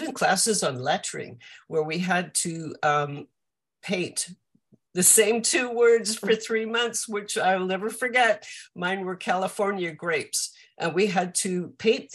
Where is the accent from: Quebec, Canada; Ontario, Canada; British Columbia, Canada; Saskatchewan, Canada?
British Columbia, Canada; Vancouver; moved away as an adult; I grew up in Vancouver in Canada.